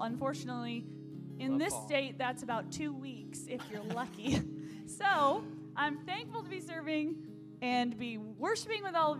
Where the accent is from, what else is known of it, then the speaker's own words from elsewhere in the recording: Michigan, United States; now in Oklahoma, United States; I'm from Michigan, so this Oklahoma weather is hot.